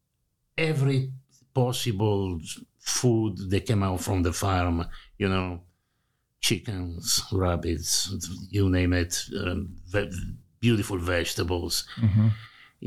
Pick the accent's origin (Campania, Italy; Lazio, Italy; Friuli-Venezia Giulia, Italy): Friuli-Venezia Giulia, Italy; Grado; moved away as an adult; now in United States; I grew up in the island, which is full of fishermen and seafood